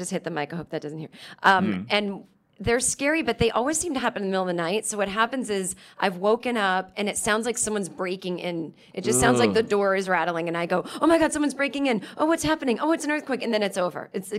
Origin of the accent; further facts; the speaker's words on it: Los Angeles, California, United States; I'm from Los Angeles, so I've seen beaches and sun. Although I don't live anywhere near the beach